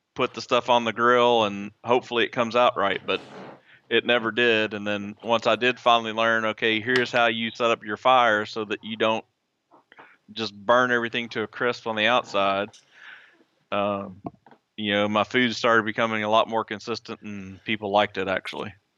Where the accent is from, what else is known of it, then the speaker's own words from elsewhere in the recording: Southeast Arkansas, United States; I was born and raised in Arkansas, in Southeast Arkansas